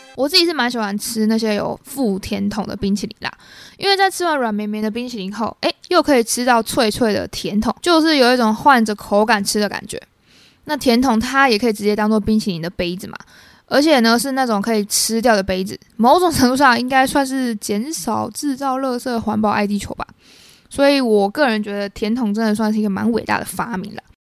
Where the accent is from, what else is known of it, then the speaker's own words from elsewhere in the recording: Taiwan; 我身为台湾人